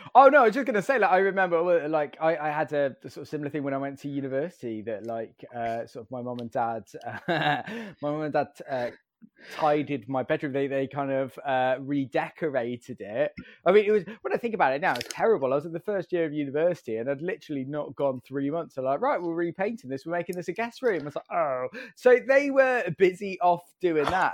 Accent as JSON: {"language": "English", "area": "Staffordshire", "region": "West Midlands", "country": "United Kingdom", "tie": "born or raised there", "said": "I grew up in, uh, Staffordshire in the Midlands."}